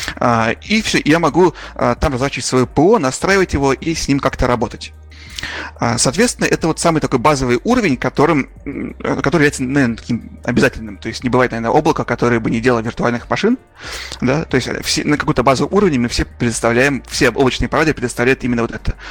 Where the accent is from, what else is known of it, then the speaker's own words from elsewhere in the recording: Urals, Russia; also born or lived in Magnitogorsk, Russia; я сам тоже с Урала